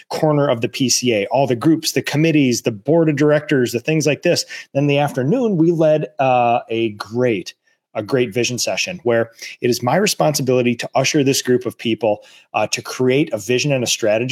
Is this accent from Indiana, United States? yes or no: no; Minnesota, United States; we're from Minnesota.